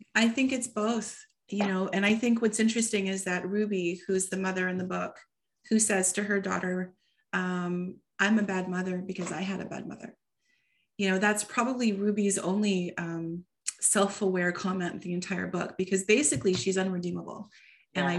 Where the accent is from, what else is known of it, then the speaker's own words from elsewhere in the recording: Toronto, Ontario, Canada; first language English; moved away as an adult; also born or lived in Seattle; it's partially set in Toronto for the first time, which is my hometown.